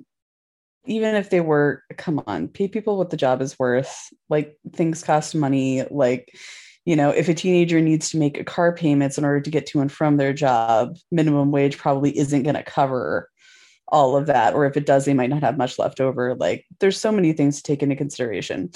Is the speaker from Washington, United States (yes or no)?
yes; Washington, United States; that's my home state